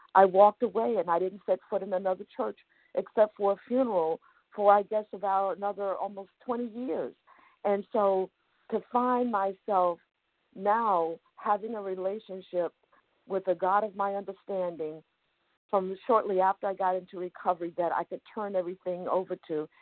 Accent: New York City, New York, United States; I grew up in Brooklyn, New York.

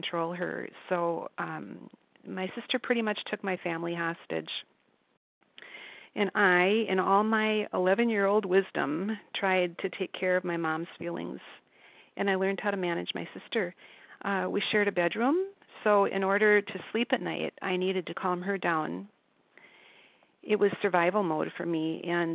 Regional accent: Minnesota, United States; I grew up in Minnesota, and I was part of a middle-class family.

